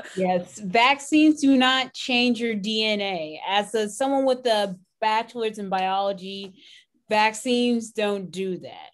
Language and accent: English; Canada; now in Texas, United States; where I grew up in Canada